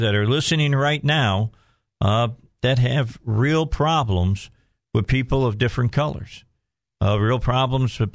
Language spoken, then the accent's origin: English; Lake Station, Indiana, United States; also born or lived in Gary, Indiana / Hammond, Indiana; now in Arkansas, United States; I was born in Gary, Indiana, just so everybody knows, okay, and raised in Lake Station, and then we moved to Hessville